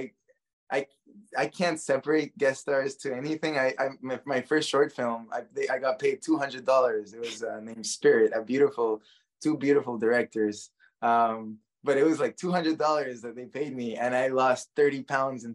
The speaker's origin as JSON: {"language": "English", "country": "Guatemala", "tie": "born or raised there", "moved": "yes", "said": "growing up in Guatemala, everyone is Catholic"}